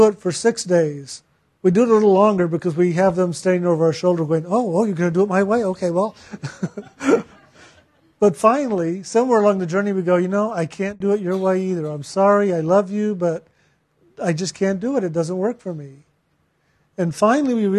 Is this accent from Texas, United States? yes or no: yes; San Antonio, Texas, United States; I was born in San Antonio